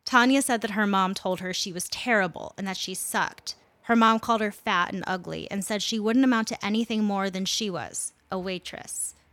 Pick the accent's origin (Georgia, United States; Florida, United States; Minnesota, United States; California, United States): Minnesota, United States; Minneapolis; my hometown of Minneapolis, Minnesota